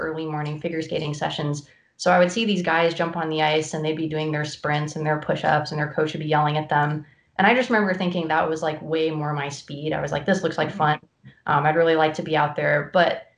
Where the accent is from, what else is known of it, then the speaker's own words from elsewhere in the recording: North Carolina, United States; I grew up in North Carolina, where hockey is not a huge sport